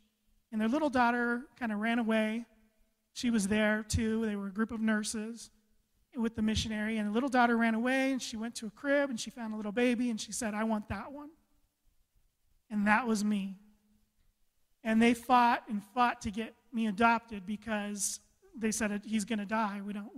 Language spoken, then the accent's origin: English; Costa Rica; born there; I was an abandoned child. I was born in Costa Rica. I was supposed to die.